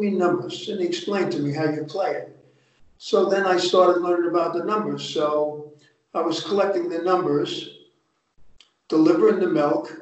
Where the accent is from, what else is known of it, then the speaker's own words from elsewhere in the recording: Hackensack, New Jersey, United States; I grew up in Hackensack, New Jersey.